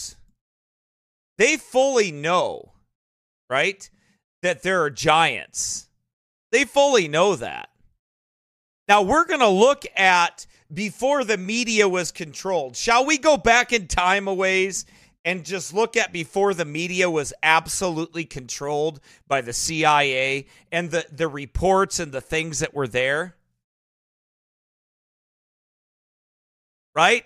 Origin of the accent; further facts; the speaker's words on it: United States; accent: white hillbilly; my white hillbilly accent